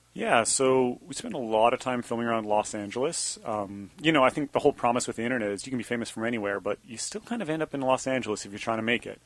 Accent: Banff, Alberta, Canada; moved away as an adult; Sebastian and I grew up together in Banff, Alberta

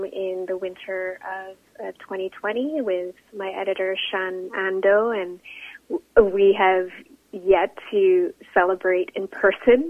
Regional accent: Canada; a Filipino Canadian, as a visible Asian woman

